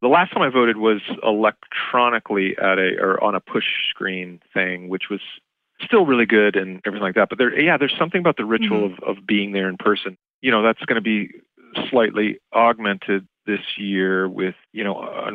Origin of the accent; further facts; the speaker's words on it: Irvine, California, United States; also born or lived in Los Angeles; I would have been registered in Irvine in my hometown in Orange County